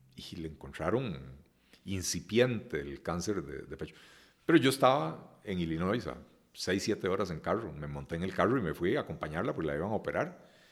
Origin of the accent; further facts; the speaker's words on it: Costa Rica; yo nací en Costa Rica